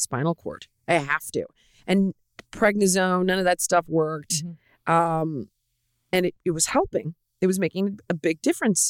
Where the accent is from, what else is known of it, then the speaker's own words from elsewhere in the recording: Los Angeles, California, United States; I grew up in Los Angeles